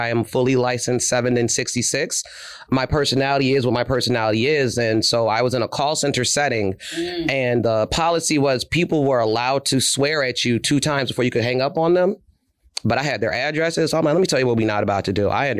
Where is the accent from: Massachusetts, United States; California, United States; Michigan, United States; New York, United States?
New York, United States; accent: New York; moved away as an adult; also born or lived in Philadelphia, Pennsylvania; now in Texas, United States; I'm from New York, hence the accent. And I'd moved home